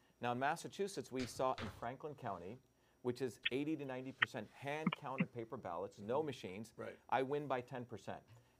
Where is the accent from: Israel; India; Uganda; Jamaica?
India; you know, I grew up in India and third world countries.